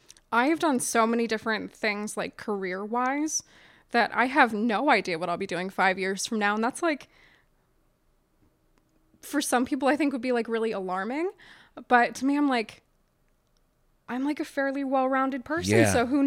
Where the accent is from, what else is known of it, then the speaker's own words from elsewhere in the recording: United States; I grew up in Southern New York County, so about a half hour outside of Baltimore and spent like most weekends there as a kid.